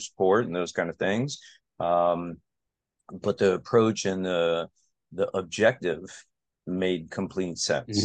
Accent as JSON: {"language": "English", "town": "Aventura", "region": "Florida", "country": "United States", "tie": "born or raised there", "also_born_or_lived": "Connecticut", "said": "I practice where I grew up within a couple miles of where I grew up"}